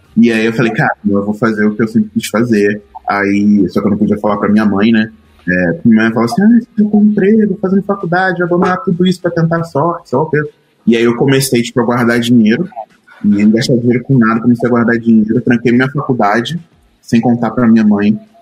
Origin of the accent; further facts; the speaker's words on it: Duque de Caxias, Rio de Janeiro, Brazil; accent: carioca; moved away as an adult; now in São Paulo, Brazil; eu sou carioca, a minha família é de retirantes nordestinos, minha família foi para o Rio de Janeiro há uns 50 e poucos anos, né, e eu cresci na, na periferia do Rio, em Duque de Caxias